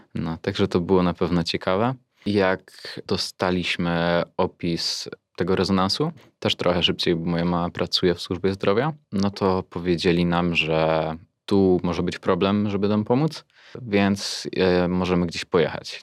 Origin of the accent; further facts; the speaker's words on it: near Pszczyna, Silesian Voivodeship, Poland; Okolice Pszczyny. Tam też blisko jest Oświęcim w sumie.